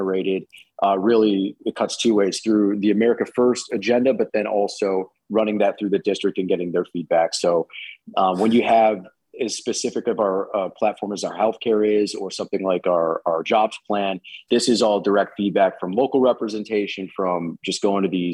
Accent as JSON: {"language": "English", "region": "New York", "country": "United States", "tie": "born or raised there"}